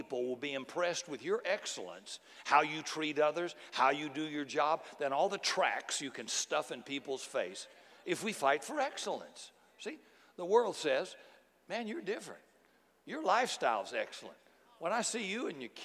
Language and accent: English; United States; as an American